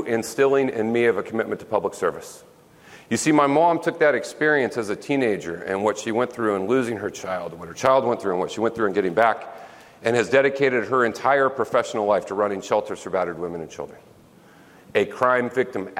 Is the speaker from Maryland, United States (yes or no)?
no; Smackover, Arkansas, United States; moved away; It was a small town, 1,100 people in our little town, Smackover, Arkansas